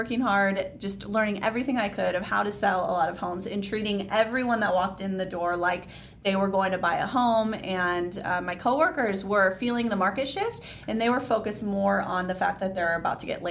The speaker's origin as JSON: {"language": "English", "town": "Chandler", "region": "Arizona", "country": "United States", "tie": "born or raised there", "also_born_or_lived": "Queen Creek, Arizona", "said": "I live in Queen Creek. I grew up in Chandler."}